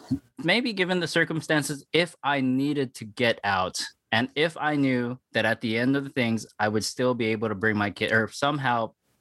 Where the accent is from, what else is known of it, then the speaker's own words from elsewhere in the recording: Guam; now in South Florida, United States; Yeah, like I'm not actually technically from the Philippines. I'm actually from Guam.